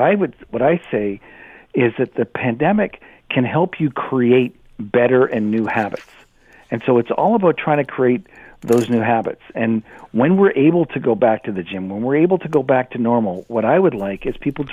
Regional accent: Canada; I'm Canadian

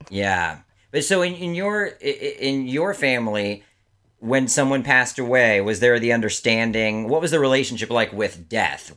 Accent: Maryland, United States; I grew up in Maryland, outside of D C

